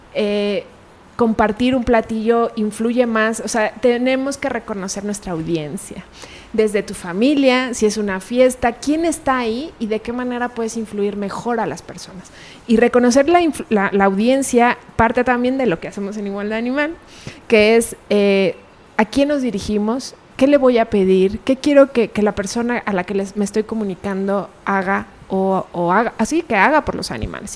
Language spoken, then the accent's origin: Spanish; Pachuca, Hidalgo, Mexico; moved away as an adult; now in Guadalajara, Mexico; yo nací en Hidalgo, Pachuca Hidalgo